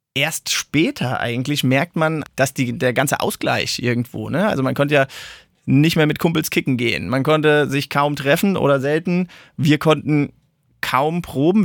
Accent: Mainz, Rhineland-Palatinate, Germany; moved away as an adult; now in Darmstadt, Germany; Also ich bin ja eigentlich ein Mainzer

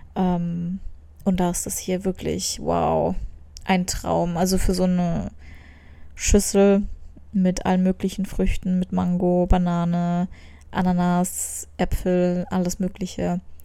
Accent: Germany; als Deutsche

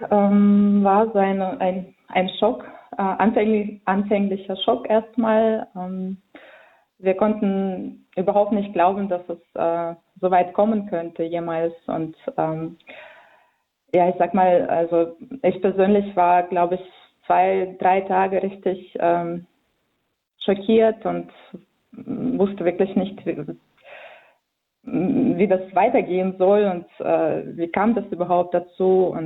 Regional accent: Vinnytsia, Vinnytsia Oblast, Ukraine; German is a second language; now in Darmstadt, Germany; ich bin äh, äh Ukrainerin. Ich komme ähm, aus der Stadt Vinica in der Ukraine, was äh, in Zentralukraine liegt. Ähm, genau, in Deutschland lebe ich seit 2005

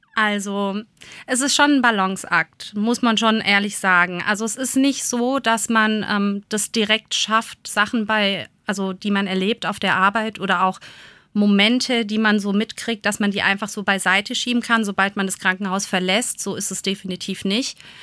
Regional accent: Germany; bei uns in Deutschland

